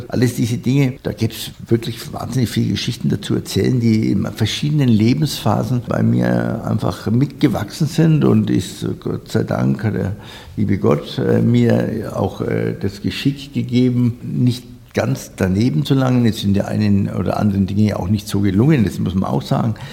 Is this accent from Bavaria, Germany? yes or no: yes; Nuremberg, Bavaria, Germany; für mich als Nürnberger ähm, ja, auch eine Erfüllung.